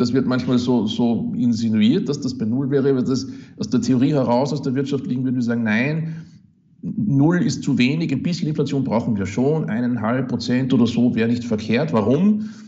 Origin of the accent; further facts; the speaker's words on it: Upper Austria, Austria; moved away as an adult; now in Kiel, Germany; es ist klein, unser Österreich, das ist zwar richtig, aber es ist halt auch mein Heimatland